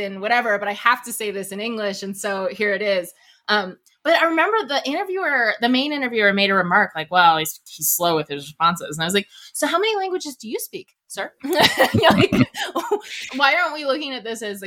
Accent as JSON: {"language": "English", "region": "East Coast", "country": "United States", "said": "I'm from the East Coast"}